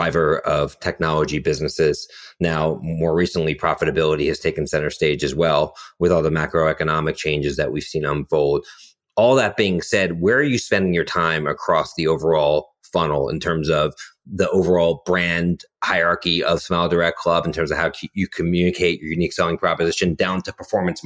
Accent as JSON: {"language": "English", "town": "Philadelphia", "region": "Pennsylvania", "country": "United States", "said": "I'm from Philadelphia"}